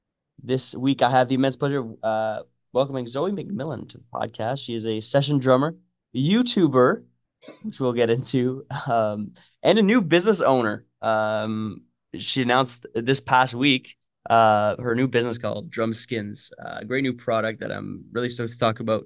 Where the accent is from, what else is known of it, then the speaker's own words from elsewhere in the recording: Northern Ontario, Canada; I grew up in Northern Ontario